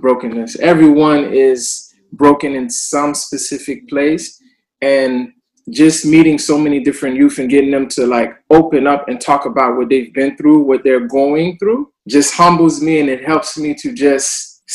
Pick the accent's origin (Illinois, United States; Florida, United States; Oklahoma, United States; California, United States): Florida, United States; Miami; moved away as an adult; now in Montreal, Canada; I'm originally from Miami, Florida